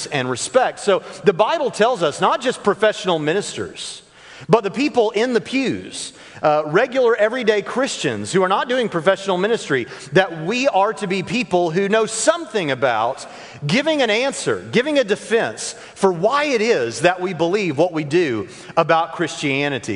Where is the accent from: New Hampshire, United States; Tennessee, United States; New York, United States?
Tennessee, United States; Nashville; also born or lived in Jacksonville, Florida; now in Evansville, United States; I for the first 10 years of my life, I lived in Jacksonville, Florida, which, as we all know, is a poor man's Alabama, but I lived in Jacksonville, Florida. And then from 10 on, I lived in Nashville, Tennessee.